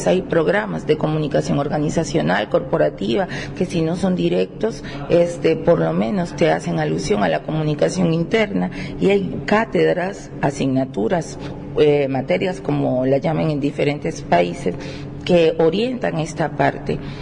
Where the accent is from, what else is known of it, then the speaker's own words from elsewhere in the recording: Venezuela; now in Barranquilla, Colombia; soy venezolana, pero vivo en Barranquilla